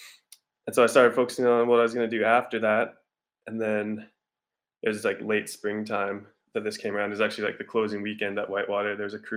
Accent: Nelson, British Columbia, Canada; I'm from Nelson, BC. Been living there my whole life.

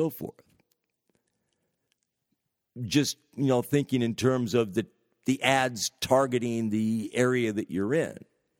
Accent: California, United States; I'm originally from the San Francisco Bay Area, and I've lived in many parts of the United States of America, but currently in northern New England

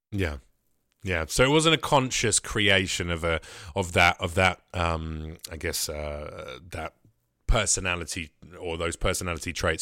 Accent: United Kingdom; moved away; as a Brit.

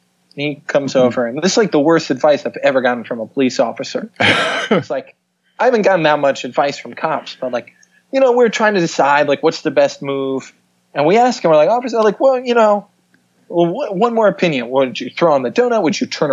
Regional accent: suburbs of New York City, United States; moved away as an adult; also born or lived in St. Paul, Minnesota; I grew up in New York, in the suburbs of New York City

